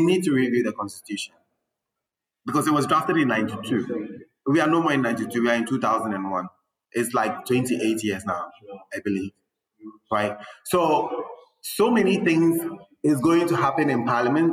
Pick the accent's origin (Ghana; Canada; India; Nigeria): Ghana; we grew up in Ghana. We know how Ghanaians think